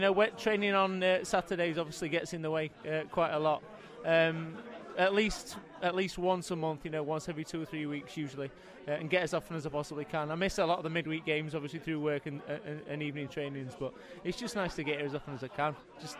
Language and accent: English; Doncaster, Yorkshire and the Humber, United Kingdom; my hometown of Doncaster